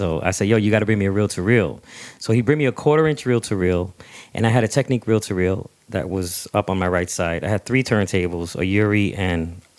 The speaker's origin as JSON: {"language": "English", "town": "New York City", "region": "New York", "country": "United States", "said": "I'm from the Bronx, you know, so Kenny being from Brooklyn, me from the Bronx"}